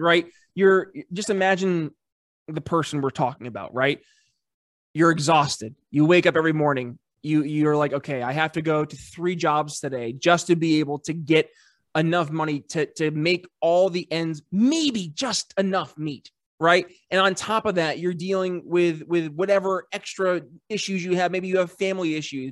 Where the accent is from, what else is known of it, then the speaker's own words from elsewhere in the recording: United States; also born or lived in Philadelphia; being an American